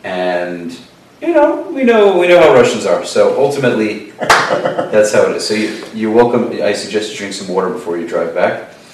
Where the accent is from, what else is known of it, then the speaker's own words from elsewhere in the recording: New York City, New York, United States; I grew up in Brooklyn